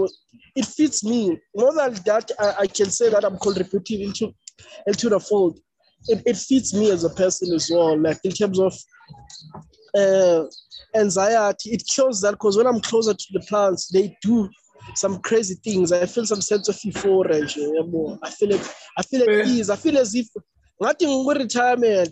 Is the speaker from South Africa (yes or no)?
yes; Eastern Cape, South Africa; I was born in a rural home. I was born in Manfre, Eastern Cape, which is a rural town.